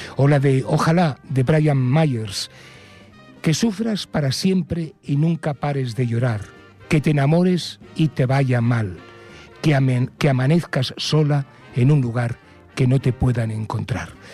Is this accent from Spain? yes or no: yes; Spain; somos españoles con castañuelas y pandereta